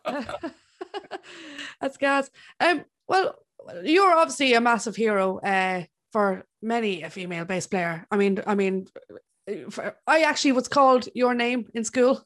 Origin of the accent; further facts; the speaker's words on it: Ireland; I'm Irish.